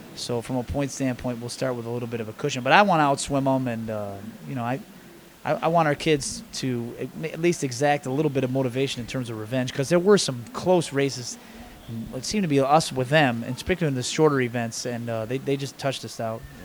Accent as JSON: {"language": "English", "town": "Buffalo", "region": "New York", "country": "United States", "tie": "born or raised there", "moved": "yes", "lives_now": "East Lansing, United States", "said": "I grew up basically right across the street from where the campus is"}